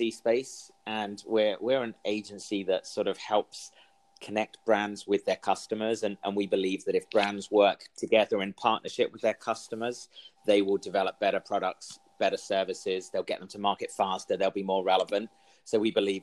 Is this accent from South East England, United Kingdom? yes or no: no; London, United Kingdom; moved away as an adult; also born or lived in Middle East; now in United States; I grew up in London. I spent a bit of time in the Middle East as a child with my parents. We moved out there and then they came back to the UK.